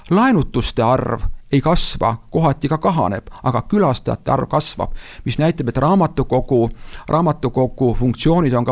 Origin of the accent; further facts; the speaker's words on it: Tartu, Tartu County, Estonia; meie kodulinn Tartu.